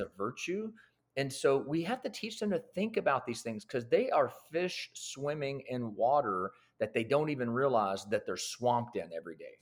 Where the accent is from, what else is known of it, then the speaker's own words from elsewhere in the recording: Lebanon, Tennessee, United States; I am actually born and raised in the same town that I pastor in. So, from Lebanon, Tennessee